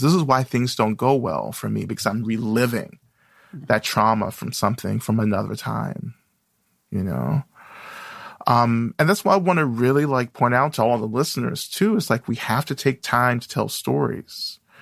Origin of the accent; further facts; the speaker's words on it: North Georgia, United States; now in Boston, United States; I grew up in the South, in North Georgia